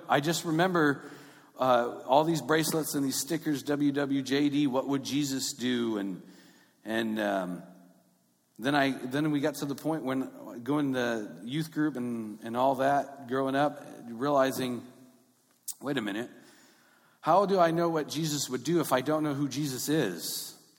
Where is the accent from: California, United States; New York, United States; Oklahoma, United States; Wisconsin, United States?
California, United States; Long Beach; I grew up in North Long Beach